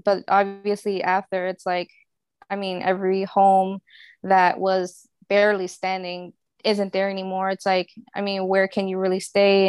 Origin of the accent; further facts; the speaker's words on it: New Orleans, Louisiana, United States; moved away as an adult; now in Houston, United States; I live in Houston, and I've been here since, uh, Katrina, 'cause I'm actually from New Orleans